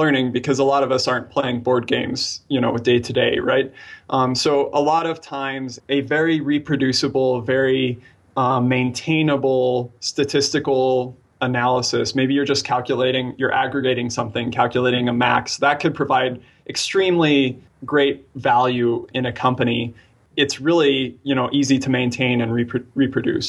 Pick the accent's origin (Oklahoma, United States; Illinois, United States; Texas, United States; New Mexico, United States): New Mexico, United States; Albuquerque; I was born in Albuquerque, New Mexico